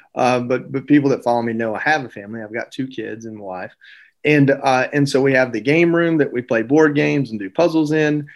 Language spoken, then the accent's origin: English; Georgia, United States; I grew up in Georgia